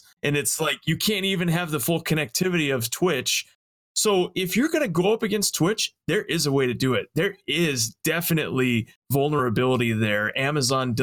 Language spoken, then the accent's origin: English; Las Vegas, Nevada, United States; I'm from Las Vegas